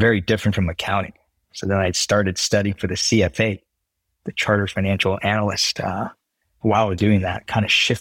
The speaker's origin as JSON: {"language": "English", "area": "Bay Area", "region": "California", "country": "United States", "tie": "born or raised there", "also_born_or_lived": "China / Houston, Texas", "said": "before we moved to the Bay Area when I was like age eight or so."}